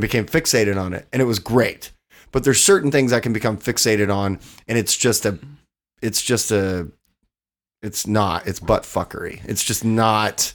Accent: Odessa, Texas, United States; moved away as an adult; also born or lived in Los Angeles, California; now in Austin, United States; I grew up in Odessa where there's only two things to do, get drunk and fuck.

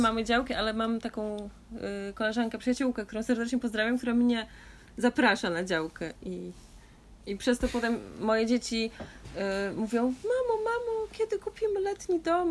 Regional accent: Augustów, Podlaskie Voivodeship, Poland; się urodziłam w Augustowie

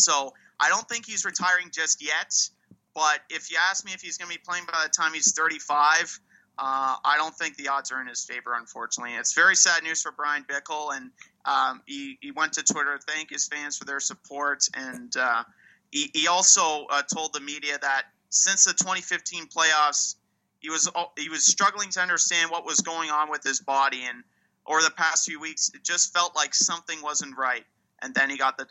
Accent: Ottawa, Ontario, Canada; former Ottawa 67 as well. OHL team here in my hometown

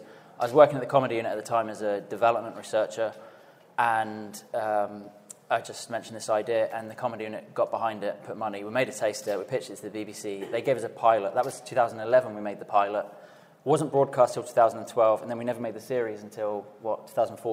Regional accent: Slough, South East England, United Kingdom; I'm from Slough

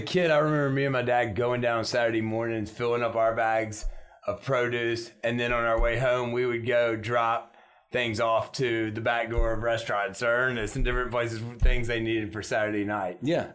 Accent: Shreveport, Louisiana, United States; I grew up in a time when I think Shreveport was fighting for progress

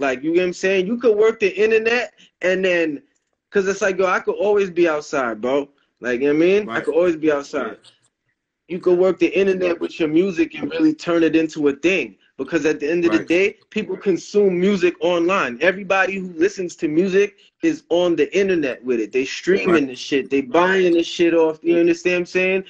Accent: New York, United States; I'm from New York

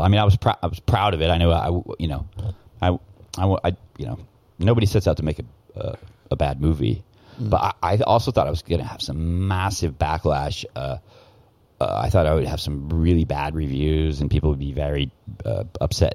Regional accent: Portland, Oregon, United States; now in Thailand; I'm from Portland, Oregon, so that's like the PC capital of the world.

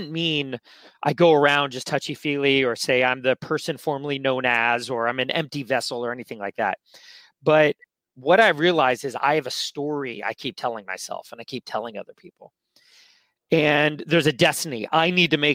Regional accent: San Francisco, California, United States; I grew up here in San Francisco, city kid.

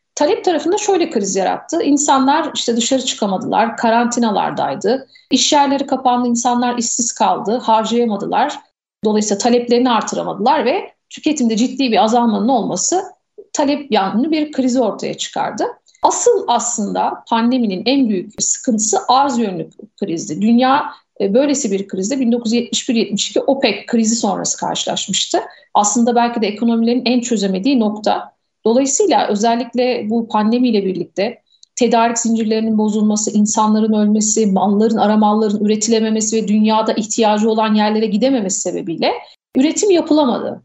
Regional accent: Aydın, Turkey; moved away as an adult; also born or lived in Bursa; Ben hocam 1982 Aydın doğumluyum. İlk orta ve lise eğitimimi Aydın'da tamamladım

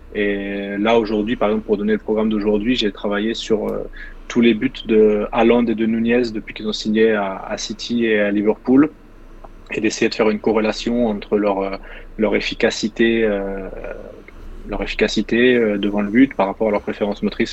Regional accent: Caen, Normandy, France; moved away as an adult; also born or lived in Nice; le club qui était en bas de chez moi à Caen

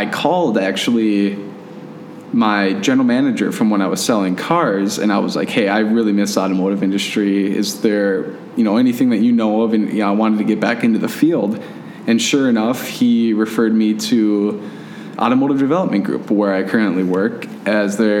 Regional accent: Fergus Falls, Minnesota, United States; my girlfriend of 10 years that I live with here, we're both from Fergus Falls.

